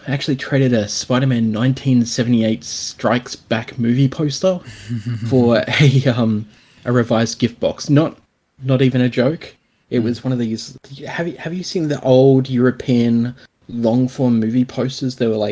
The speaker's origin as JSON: {"language": "English", "country": "Australia", "said": "I'm Australian"}